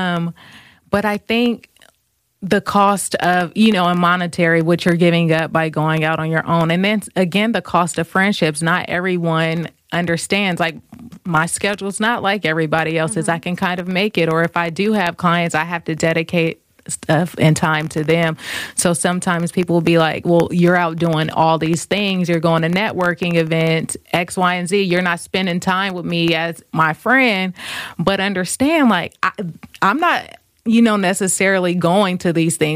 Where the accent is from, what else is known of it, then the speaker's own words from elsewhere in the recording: Vallejo, California, United States; moved away as an adult; now in New York City, United States; I'm from Vallejo. So Vallejo is closer to Napa and about 20 minutes from Oakland